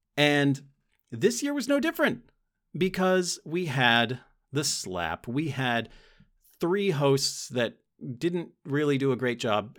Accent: United States; As an American

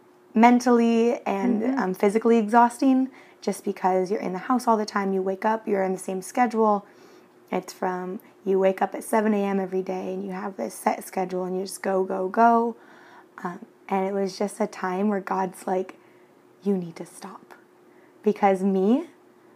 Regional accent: Washington, United States; now in Cancun, Mexico; I'm from Washington State

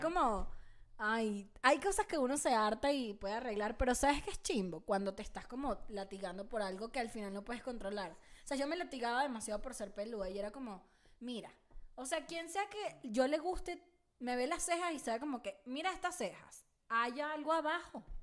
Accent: Caracas, Capital District, Venezuela; also born or lived in El Tigre, Venezuela; now in Mexico City, Mexico; Caracas es un valle, la ciudad donde yo, donde yo me crié y nací

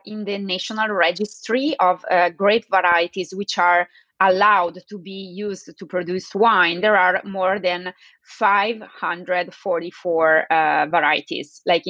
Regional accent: Bergamo, Lombardy, Italy; English is a second language; the smallest one is in my hometown, Bergamo

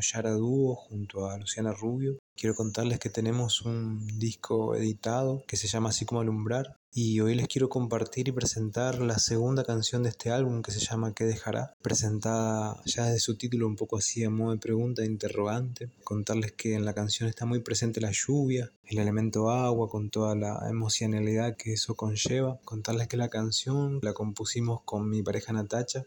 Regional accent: Rosario, Santa Fe, Argentina; soy músico, cantautor, intérprete oriundo de la ciudad de Rosario, Santa Fe

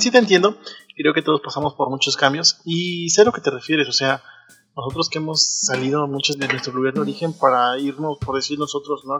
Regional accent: Mexico; Soy de México, vivo en la Ciudad de México, los saludo desde acá

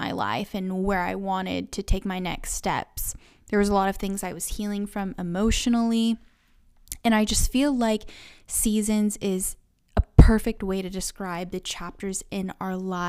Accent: Tulsa, Oklahoma, United States; I am from Tulsa, Oklahoma.

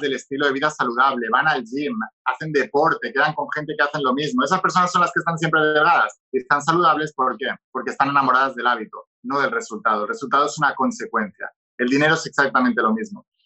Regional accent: Barcelona, Catalonia, Spain; moved away as an adult; also born or lived in Madrid; yo soy de Barcelona, pero estaba estudiando en una universidad en Madrid

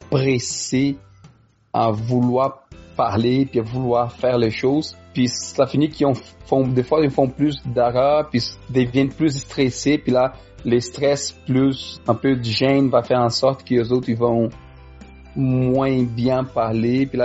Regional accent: Quebec, Canada; accent: Quebec French; moi j'ai appris le Français ici, fait je parle les Français québécois.

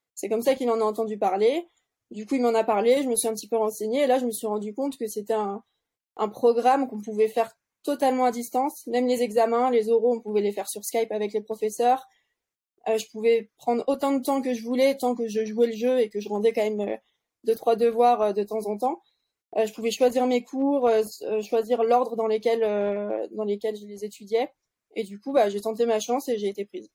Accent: Tignes, Auvergne-Rhône-Alpes, France; also born or lived in Bourg-Saint-Maurice; je suis allée à l'école maternelle, primaire à Tignes, après au collège à Bourg-Saint-Maurice

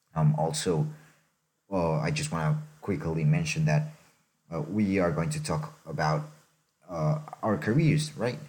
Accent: Mexico; I'm from Mexico originally. I was born there.

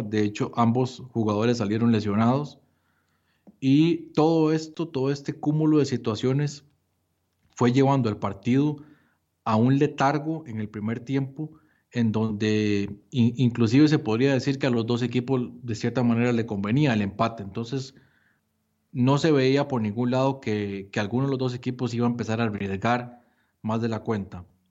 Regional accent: Costa Rica; Nosotros como como costarricenses

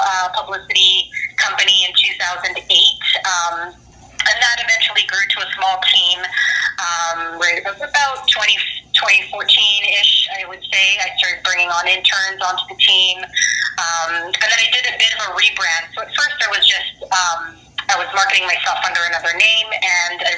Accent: Vancouver, British Columbia, Canada; also born or lived in Montreal, Canada; I was born in Montreal, Canada, so that's the first city my parents immigrated to from the Philippines. So my older sister and I were born there, and shortly after I was born, we moved to the West Coast

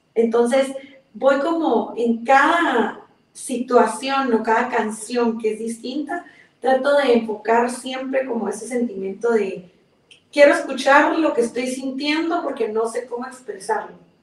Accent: Guatemala City, Guatemala Department, Guatemala; es guatemalteca, nací aquí en la ciudad de Guatemala

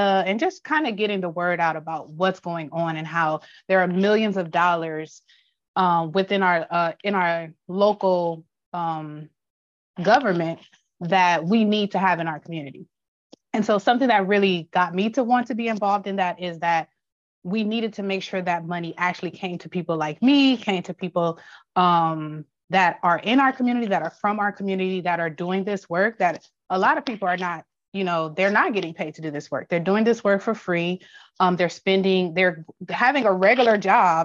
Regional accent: Los Angeles, California, United States; I'm from South Los Angeles, born and raised.

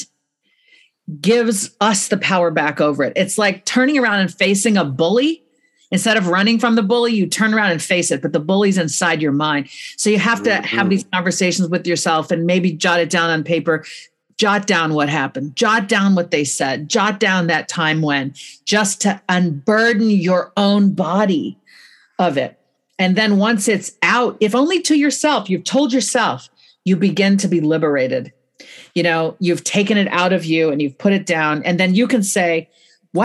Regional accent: California, United States; I'm a Californian

